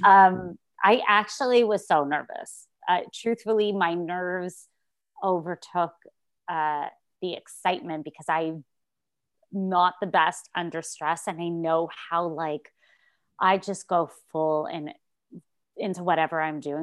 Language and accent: English; Montreal, Quebec, Canada; moved away as an adult; also born or lived in New York; now in Toronto, Canada; I moved to Toronto 'cause I'm from Montreal originally.